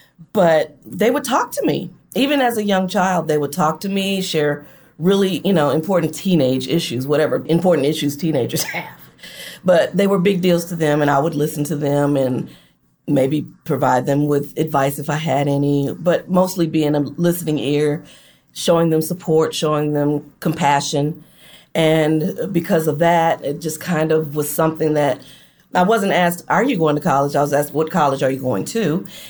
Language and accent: English; Flint, Michigan, United States; also born or lived in Detroit; now in Gulfport, United States; My mom and I relocated to Detroit from Flint mm-hmm. in 1990. I am actually living in, believe it or not, Gulfport, Mississippi now.